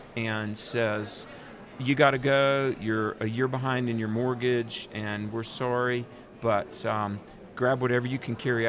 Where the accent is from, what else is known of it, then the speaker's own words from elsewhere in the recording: North Carolina, United States; Grew up in North Carolina, down in the South, you know, and became a Christian when I was in college at 21 years old.